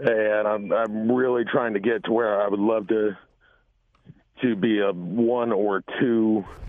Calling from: Effingham, Illinois, United States; Effingham, Illinois.

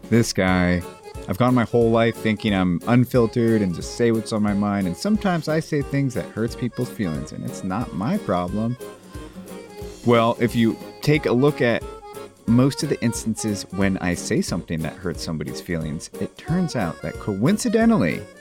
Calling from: Colorado, United States; I'm from Colorado.

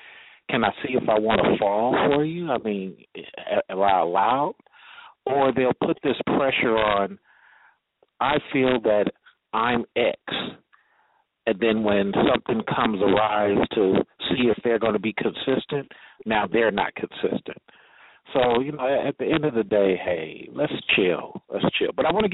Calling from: Atlanta, Georgia, United States; in Atlanta and calling from Atlanta. And I'm an older black guy. I'm 40.

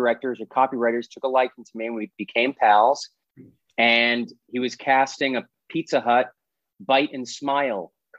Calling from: Los Angeles, California, United States; also born or lived in New York; I'm beaming in from Eagle Rock on the east side. Yeah, I'm here. I've been in Los Angeles for, 16 years now.

